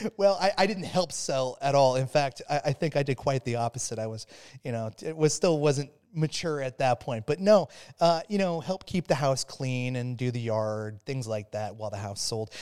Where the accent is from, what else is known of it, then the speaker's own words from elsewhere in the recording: Phoenix, Arizona, United States; I grew up in Phoenix, Arizona